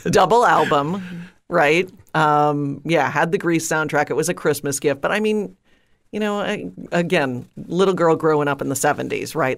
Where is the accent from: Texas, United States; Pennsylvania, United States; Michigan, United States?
Michigan, United States; outside of Detroit; I grew up outside of Detroit, uh, in a suburb